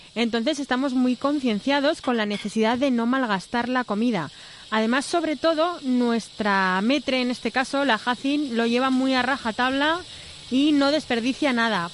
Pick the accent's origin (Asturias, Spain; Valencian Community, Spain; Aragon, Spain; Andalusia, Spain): Aragon, Spain; tenemos los, los aragoneses en tema de, de mentalidad